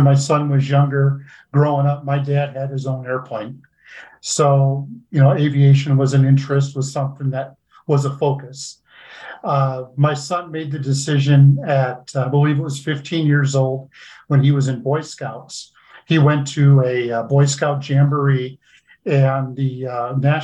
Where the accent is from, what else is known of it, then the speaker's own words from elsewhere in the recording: Nebraska, United States; I grew up in Nebraska. I've always lived here